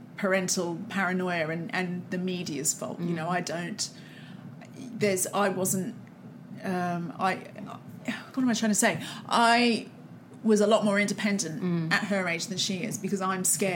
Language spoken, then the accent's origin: English; Australia; moved away; I'm from Australia